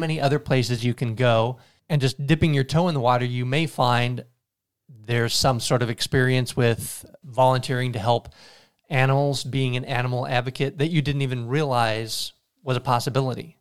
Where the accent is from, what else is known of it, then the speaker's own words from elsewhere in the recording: Tilden, Nebraska, United States; I'm from a small town, Tilden